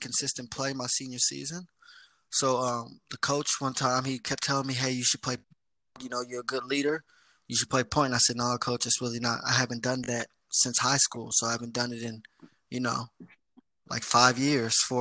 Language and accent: English; Columbia, Missouri, United States; moved away as an adult; now in Sydney, Australia; I am from Columbia. You know, most people don't know because, you know, they think Missouri is in the south, but Missouri is in the Midwest